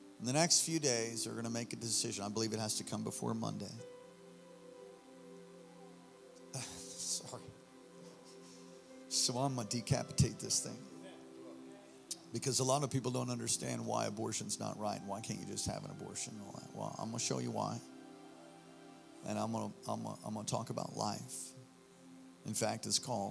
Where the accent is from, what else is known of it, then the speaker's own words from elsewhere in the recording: New York City, New York, United States; moved away as an adult; also born or lived in Hawaii; I'm from New York originally. The first 18 years of my life, I was born on the Lower East Side at St. Vincent's Hospital